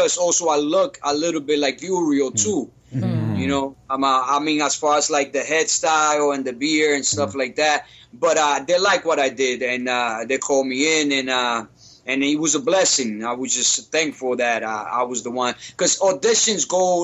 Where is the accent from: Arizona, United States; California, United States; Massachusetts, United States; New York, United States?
New York, United States; we are from New York, too